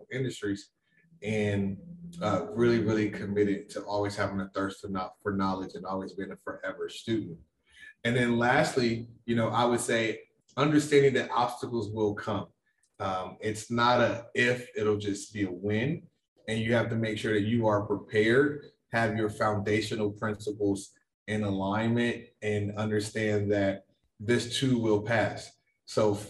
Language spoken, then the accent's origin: English; Chicago, Illinois, United States; moved away as an adult; also born or lived in New York; I am originally from Chicago